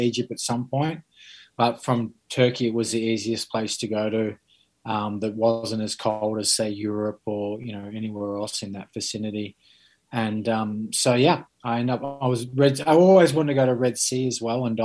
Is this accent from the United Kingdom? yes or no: no; Sydney, New South Wales, Australia; I grew up in Sydney